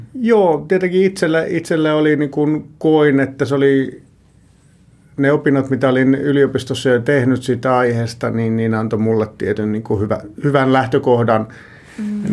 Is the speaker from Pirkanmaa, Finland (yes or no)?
yes; Tampere, Pirkanmaa, Finland; Alun perin mä oon Tampereelta ja siellä kouluni käynyt